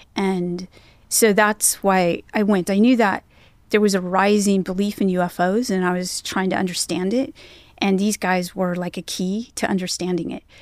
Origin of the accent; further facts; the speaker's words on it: Northern California, United States; moved away; also born or lived in North Carolina; I'm from California, Northern California, and it's a it was and still is an eclectic culture